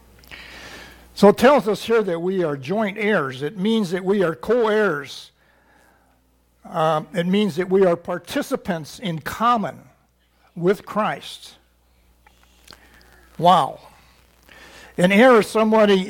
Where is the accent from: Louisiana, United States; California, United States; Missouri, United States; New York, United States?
Missouri, United States; I'm from Missouri